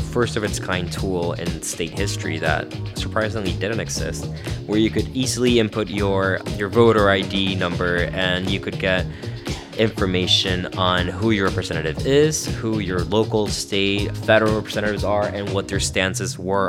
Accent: Mexicali, Baja California, Mexico; Mexicali, my hometown

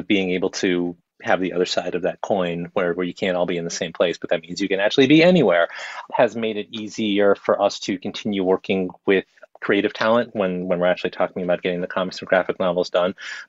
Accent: New York City, New York, United States; I grew up on the Upper West Side of Manhattan, and there was a comic shop not too far from where I lived as a kid. We moved around a lot

